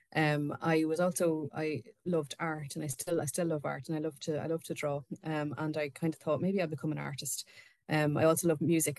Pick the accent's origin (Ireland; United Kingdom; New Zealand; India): Ireland; we are both Irish authors, um, me and Susan both